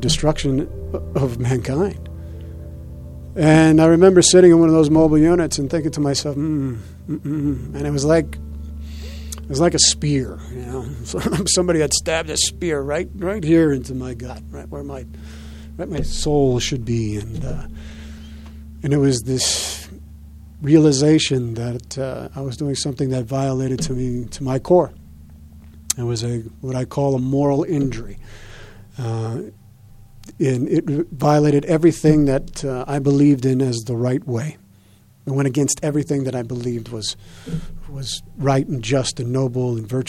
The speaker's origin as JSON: {"language": "English", "town": "Arvada", "region": "Colorado", "country": "United States", "tie": "born or raised there", "also_born_or_lived": "Los Angeles", "said": "when I grew up here in Colorado, native of Arvada"}